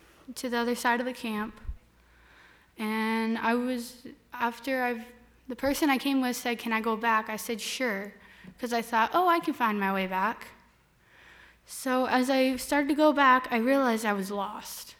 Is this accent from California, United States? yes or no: yes; Turlock, California, United States; I'm from Turlock